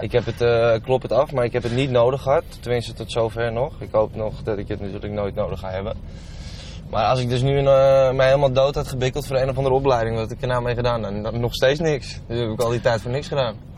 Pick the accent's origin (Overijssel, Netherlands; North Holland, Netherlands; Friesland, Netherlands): North Holland, Netherlands; Landsmeer; also born or lived in Amsterdam; ik ben eigenlijk op mijn vijfde volgens mij mijn vijfde, vierde, vijfde ben ik verhuisd van Amsterdam naar uh, Landsmeer